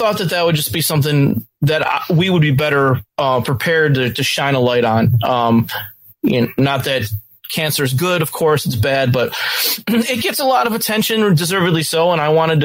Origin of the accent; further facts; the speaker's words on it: Western New York, United States; I am a lifetime Western New York native.